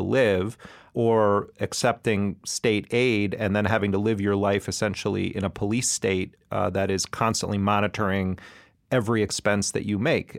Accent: Wisconsin, United States; moved away; I'm, I'm originally from Wisconsin. At the time the crime bill was, was implemented, um, I was a, a student in Wisconsin

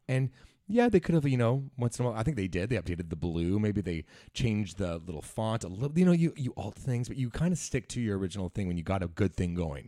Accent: Langley, British Columbia, Canada; I'm from Langley

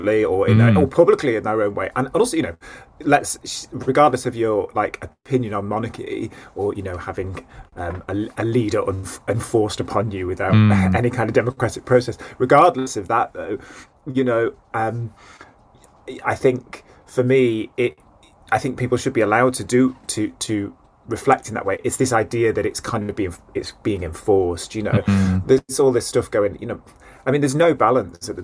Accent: Stockport, North West England, United Kingdom; I grew up in a village called Gatley. A village. It sounds like I'm like some rural idyll. It's in Stockport

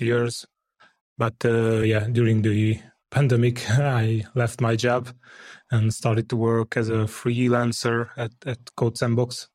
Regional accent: Hungary; I'm from Hungary.

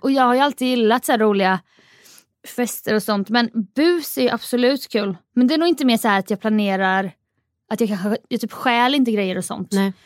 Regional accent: Jönköping, Jönköping County, Sweden; jag är uppväxt i Jönköping

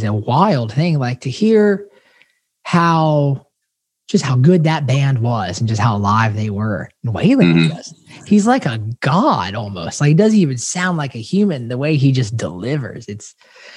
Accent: Bradenton, Florida, United States; Bradenton, Florida

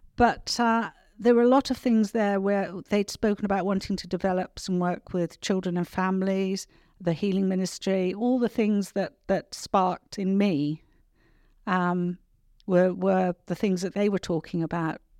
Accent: Cornwall, South West England, United Kingdom; moved away; also born or lived in New Zealand; the village in which I grew up

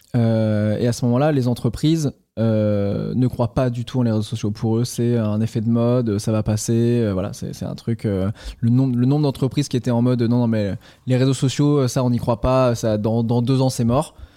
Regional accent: Caen, Normandy, France; moved away as an adult; also born or lived in Toulouse; je suis de Normandie, je suis de Caen au départ

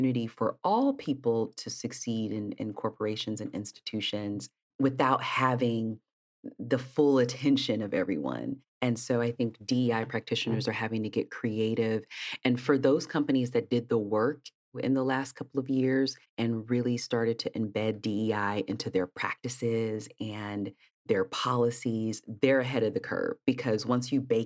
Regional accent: East Palo Alto, California, United States; I grew up in Northern California in a town called East Palo Alto

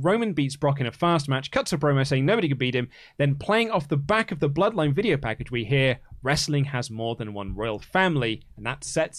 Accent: Melbourne, Victoria, Australia; I'm from Melbourne, Australia

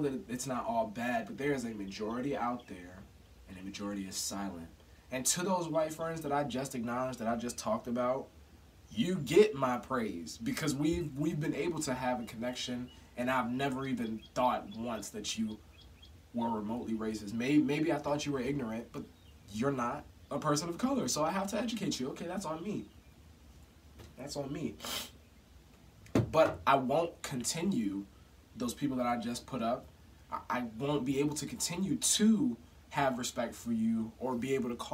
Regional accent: Chesterfield, Virginia, United States; I grew up in Chesterfield, Virginia

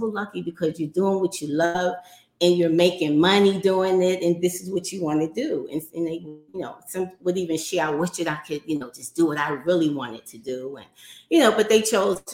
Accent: New York City, New York, United States; So I grew up in New York City in Harlem

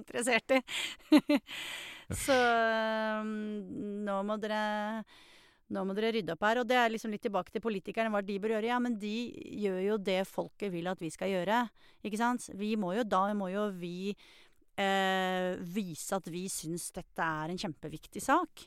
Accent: Norway; som nordmenn

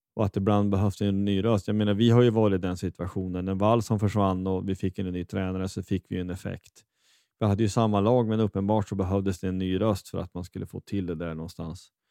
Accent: Västerbotten County, Sweden; now in Kristinehamn, Sweden; jag är ju från, från Västerbotten från början, men är från Kristinehamn

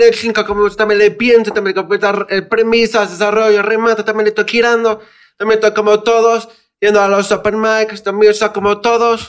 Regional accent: Mexico; soy mexicano

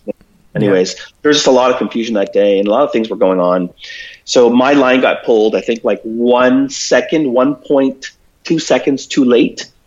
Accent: Toronto, Ontario, Canada; moved away as an adult; also born or lived in Philippines / Vancouver; I was born in Toronto, and I grew up in Toronto mainly.

